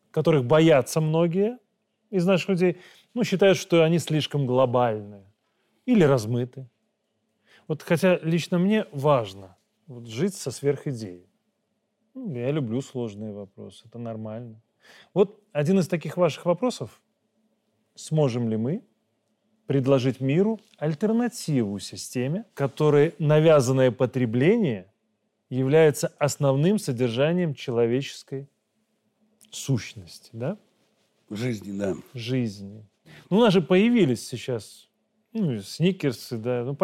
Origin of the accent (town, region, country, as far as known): Belarus